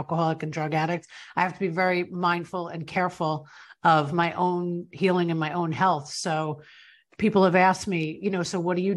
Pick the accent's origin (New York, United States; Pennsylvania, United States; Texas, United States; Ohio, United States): New York, United States; born and raised in New York, and my family is from Ireland